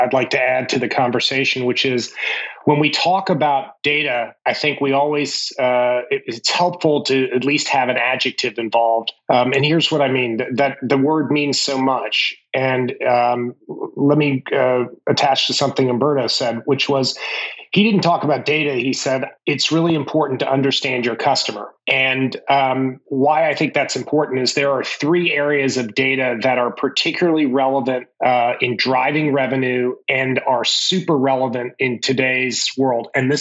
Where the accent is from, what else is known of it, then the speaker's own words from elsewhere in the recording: Washington, District of Columbia, United States; also born or lived in Stanford, California; now in Atlanta, United States; I grew up in Washington, D.C.